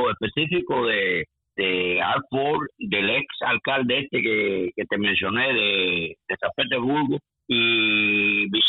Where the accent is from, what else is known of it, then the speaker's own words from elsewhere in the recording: Cuba; now in Tampa, United States; nosotros, como cubanos aquí